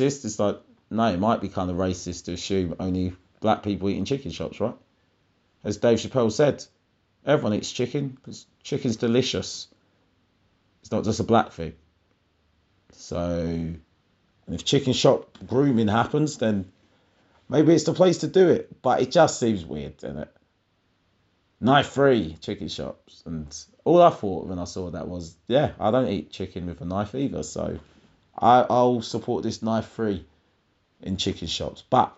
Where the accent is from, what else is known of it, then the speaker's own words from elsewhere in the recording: London, United Kingdom; I thought we still exchanged numbers as we're both from London